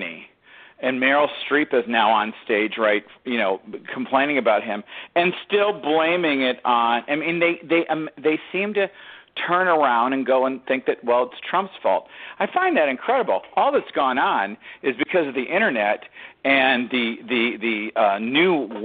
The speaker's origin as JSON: {"language": "English", "town": "Detroit", "region": "Michigan", "country": "United States", "tie": "born or raised there", "said": "I grew up in Detroit"}